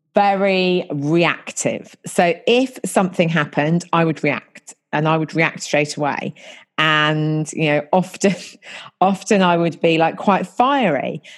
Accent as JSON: {"language": "English", "area": "about an hour north of London", "region": "England", "country": "United Kingdom", "moved": "as an adult", "lives_now": "London, United Kingdom", "said": "I'm not originally from London. I'm originally from about an hour north of London, but I've been living here for nearly half my life."}